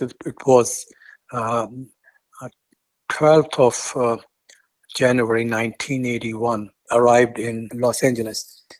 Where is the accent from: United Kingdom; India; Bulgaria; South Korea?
India; born there; also born or lived in Afghanistan; And then I was born in India, and then I happened to go back to Afghanistan, but he sent me back.